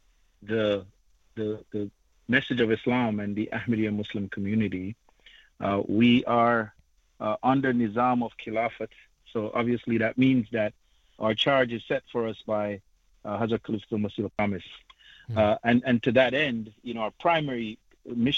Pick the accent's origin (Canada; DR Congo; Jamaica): Jamaica; moved away; I hail from Jamaica